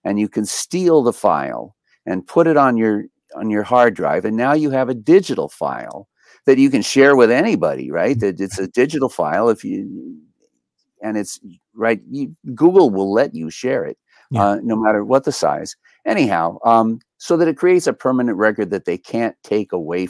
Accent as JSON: {"language": "English", "country": "United States", "said": "I'm an American."}